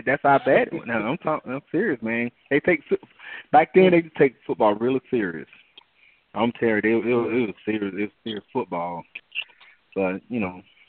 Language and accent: English; Georgia, United States; moved away as an adult; I'm from Georgia.